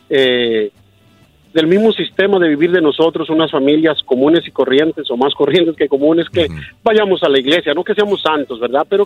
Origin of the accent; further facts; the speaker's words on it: Virginia, United States; Yo soy acá de, de Virginia, ¿va? entonces vecinos de Filadelfia.